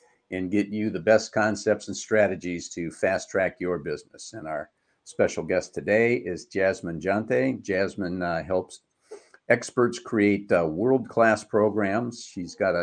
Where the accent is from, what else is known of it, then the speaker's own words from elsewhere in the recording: Trenton, Michigan, United States; I grew up in Trenton, Michigan